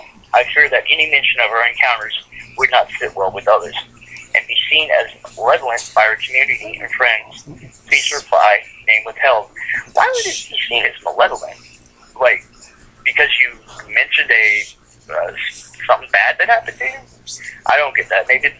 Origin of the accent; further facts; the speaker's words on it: New York, United States; I'm not scared of much, especially growing up in New York.